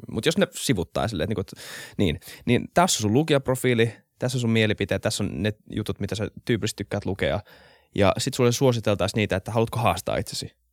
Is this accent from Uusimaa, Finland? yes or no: yes; Helsinki, Uusimaa, Finland; mä ollaan Helsingistä, mä oon tämmöisessä mm. niin kuin vähän Helsinki-kuplassa, mikä nyt onkaan, niin kuin täällä kasvanut